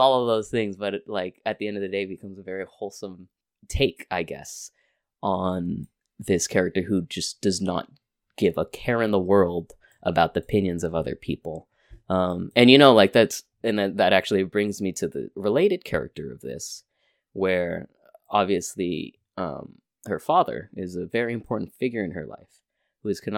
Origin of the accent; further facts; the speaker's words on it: California, United States; I'm from California